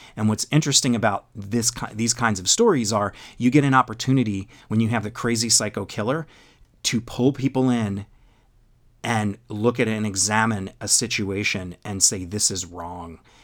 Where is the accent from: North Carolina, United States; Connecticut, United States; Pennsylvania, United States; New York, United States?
Pennsylvania, United States; Philadelphia; also born or lived in Virginia; I was born and raised in the Philado-, Philadelphia area